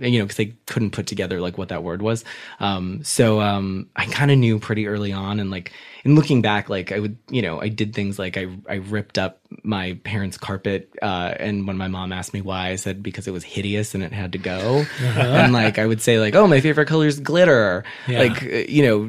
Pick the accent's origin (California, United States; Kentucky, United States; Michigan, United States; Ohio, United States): California, United States; Covina; also born or lived in Hollywood, Los Angeles / New York; I was raised out in the San Gabriel Valley, in this little town called Covina.